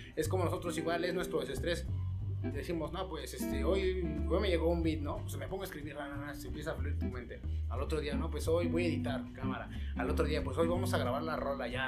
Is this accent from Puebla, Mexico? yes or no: yes; Puebla, Mexico; somos de Cuapa